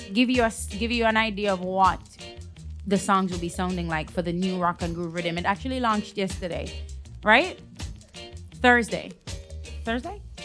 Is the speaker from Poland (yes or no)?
no; Jamaica; obviously I'm Jamaican. I grew up with dancehall.